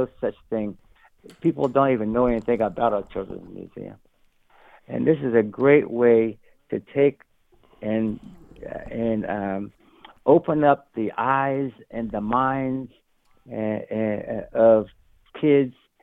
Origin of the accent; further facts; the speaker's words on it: New Jersey, United States; I grew up in the 60s. And experienced in my hometown in New Jersey